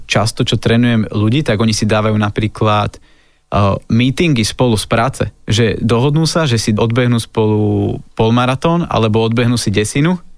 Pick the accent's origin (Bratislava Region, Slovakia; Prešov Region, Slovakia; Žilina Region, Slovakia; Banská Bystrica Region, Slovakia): Banská Bystrica Region, Slovakia; Lučenec; moved away; Ja som bol asi dva týždne dozadu doma v Lučenci a pochádzam z Lučenca, to je také malé mesto na strednom Slovensku